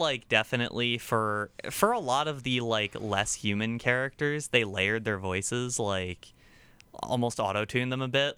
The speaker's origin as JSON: {"language": "English", "region": "Virginia", "country": "United States", "said": "I'm the one from Virginia"}